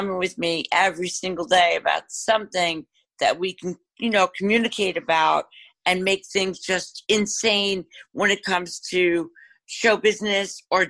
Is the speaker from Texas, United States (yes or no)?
no; New York, United States; now in Florida, United States; we're from New York.